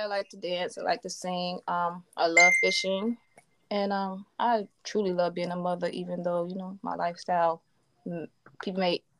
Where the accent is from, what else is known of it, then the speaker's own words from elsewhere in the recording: Florence, South Carolina, United States; Well, I am from South Carolina, Florence, South Carolina. Grew up military brat.